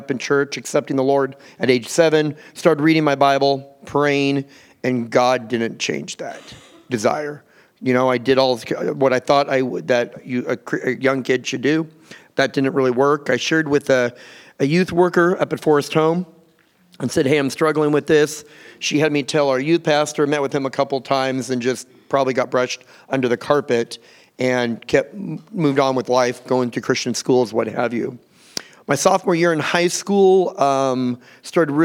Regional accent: Southern California, United States; I grew up here in Southern California.

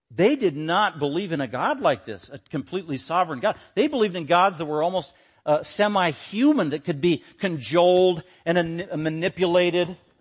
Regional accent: Denver, Colorado, United States; I was born in Denver, nineteen sixty-six

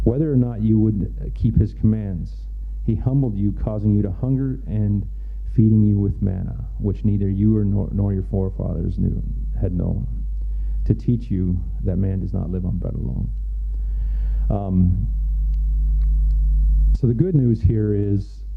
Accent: Canada; also born or lived in Mexico / Haiti; I was born in Mexico. I was about a year and a half old when we moved here to Canada.

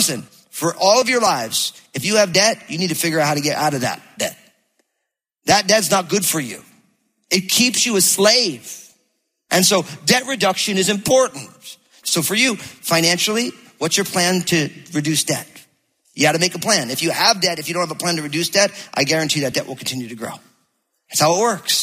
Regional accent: New Jersey, United States; now in Battle Ground, Washington, United States; because I'm from New Jersey

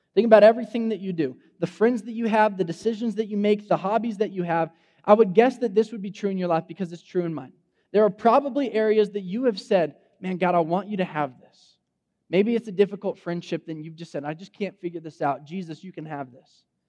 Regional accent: Fresno, California, United States; I grew up in Fresno, like West Fresno. I'm a Central High School graduate

